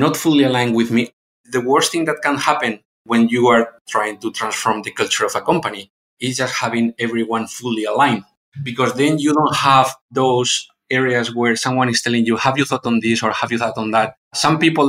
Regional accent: Spain; moved away; my background is I'm from Spain, so my background is quite European one

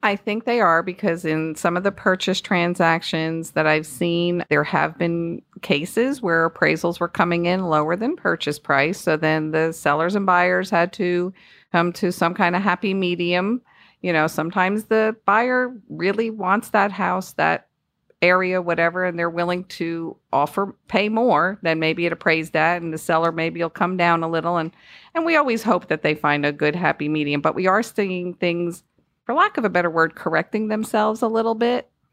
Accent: Northeast, United States; moved away; I am from the Northeast, if you couldn't tell by my accent

